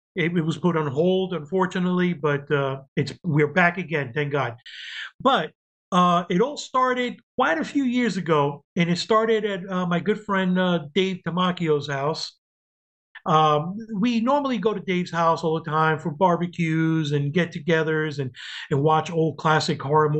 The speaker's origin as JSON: {"language": "English", "town": "Yonkers", "region": "New York", "country": "United States", "tie": "born or raised there", "also_born_or_lived": "Cuba", "moved": "as an adult", "lives_now": "Florida, United States", "said": "I grew up in New York after Cuba. We went to New York and lived there all my life"}